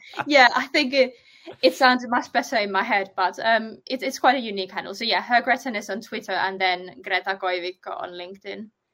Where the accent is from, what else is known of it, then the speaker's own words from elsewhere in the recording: Finland; now in United Kingdom; I'm originally from Finland, but I've only started doing SEO once I moved to the UK